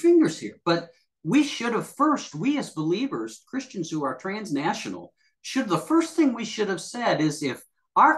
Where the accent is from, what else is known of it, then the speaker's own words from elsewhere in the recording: United States; you and I are Americans